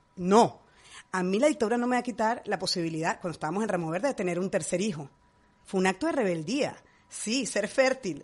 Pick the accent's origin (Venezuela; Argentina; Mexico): Venezuela; moved away as an adult; now in Madrid, Spain; Yo tengo 40 años viviendo en mi país y amo Venezuela